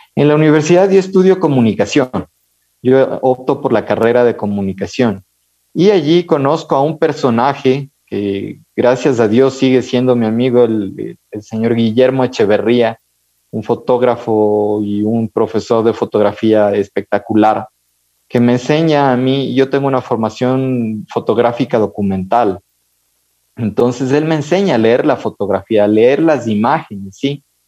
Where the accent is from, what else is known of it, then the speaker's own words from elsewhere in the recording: Ibarra, Imbabura, Ecuador; moved away as an adult; now in Quito, Ecuador; Yo crecí con mis abuelos en Ibarra